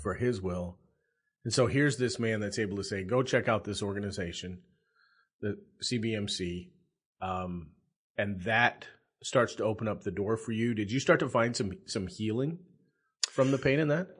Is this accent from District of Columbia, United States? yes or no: no; South Dakota, United States; now in Nebraska, United States; I'm a South Dakota boy.